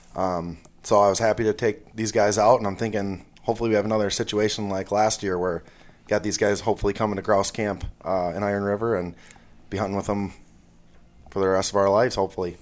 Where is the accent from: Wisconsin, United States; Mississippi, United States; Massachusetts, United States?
Wisconsin, United States; Rhinelander; I'm from Rhinelander, Wisconsin.